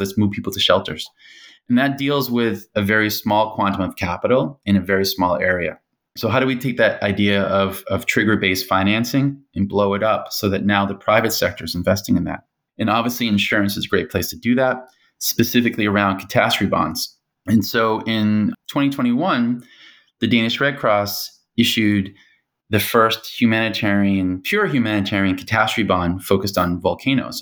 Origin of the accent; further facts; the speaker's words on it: United States; moved away as an adult; also born or lived in Hong Kong; being American